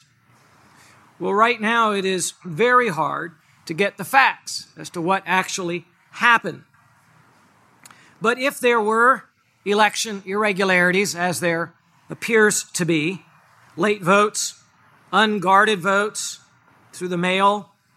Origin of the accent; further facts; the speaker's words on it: United States; As an American